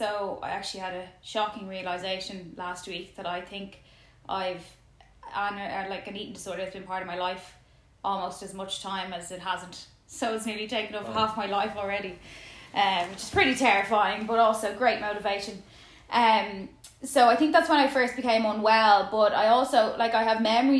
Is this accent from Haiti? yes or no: no; Dublin, Leinster, Ireland; I'm from Dublin